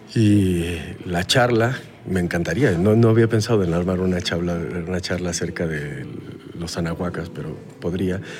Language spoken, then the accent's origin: Spanish; Mexico; yo soy de México